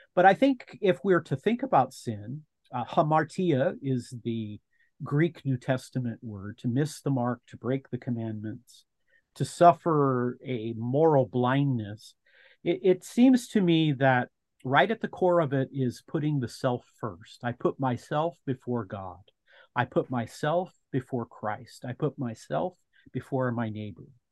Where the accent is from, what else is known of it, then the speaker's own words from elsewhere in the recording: United States; as an American.